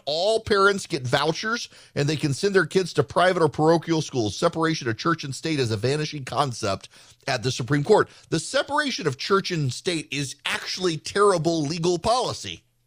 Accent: Georgia, United States; I've done my bit for, for politics in my home state

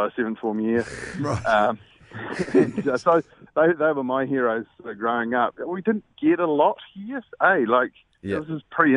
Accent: New Zealand; moved away; also born or lived in Wellington; I grew up in Harborough

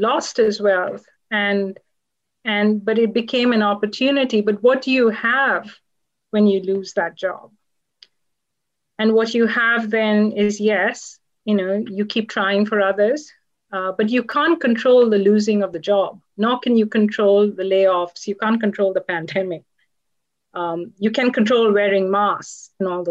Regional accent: Kolkata, West Bengal, India; I was born in Calcutta, India

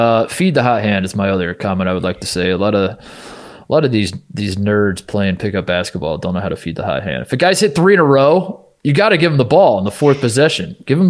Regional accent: Indiana, United States; moved away; also born or lived in Ohio; I grew up in Indiana.

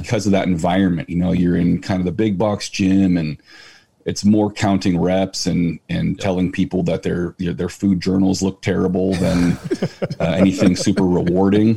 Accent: San Francisco Bay Area, South Bay, California, United States; also born or lived in Chico; I'm from the San Francisco Bay Area, South Bay. I mean, known everywhere else as Silicon Valley, dead center.

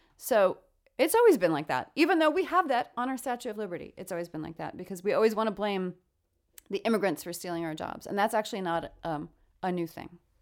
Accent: New York, United States; I come from New York.

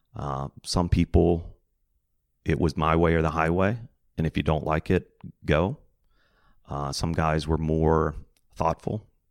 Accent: a little north of Roanoke, Virginia, United States; I grew up kind of a little north of Roanoke, Virginia, kind of in the mountains

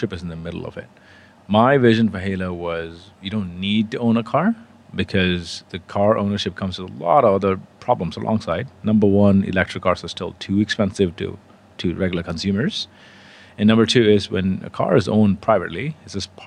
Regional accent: India; moved away as an adult; also born or lived in England; I come from India, originally born and raised there.

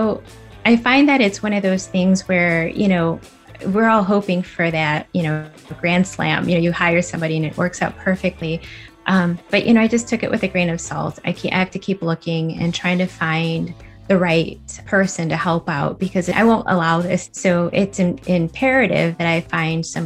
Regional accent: West Chicago, Illinois, United States; I'm from West Chicago, Illinois

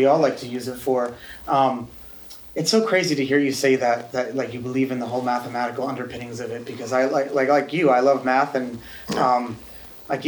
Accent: New York, United States; I grew up in New York

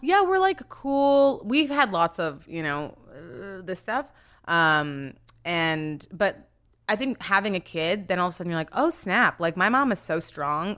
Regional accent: Winnipeg, Manitoba, Canada; moved away as an adult; also born or lived in Nigeria / Toronto; now in United States; well, I was born in Nigeria, but I grew up in Canada, mostly in Winnipeg.

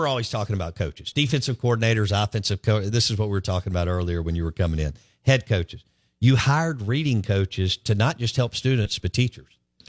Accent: Jackson, Mississippi, United States; I grew up in Belhaven.

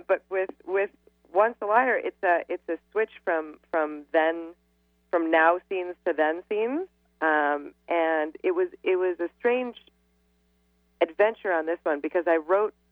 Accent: New York City, New York, United States; I'm from Manhattan, and I know it inside and out

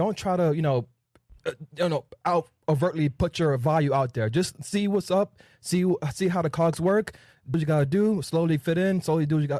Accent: Miami, Florida, United States; I'm born and raised in Kanye Dade

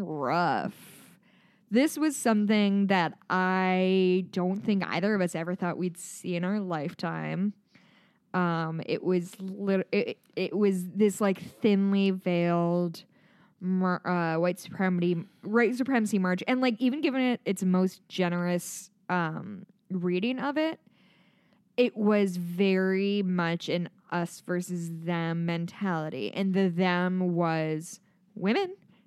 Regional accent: Midwest, United States; accent: Midwestern; My Midwestern accent really comes out with DACA.

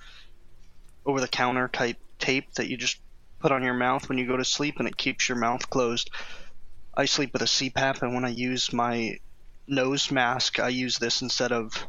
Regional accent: Chicago, Illinois, United States; I'm from Chicago.

